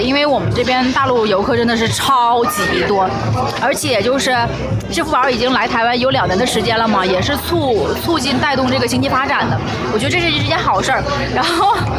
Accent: Shenyang, Liaoning, China; accent: Northeastern (Dongbei); 如果这是在我们那边沈阳的话

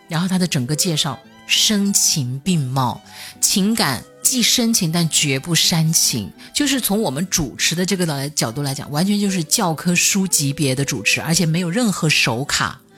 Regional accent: Hunan, China; 我是湖南人， 然后我们那边其实对饺子没有概念

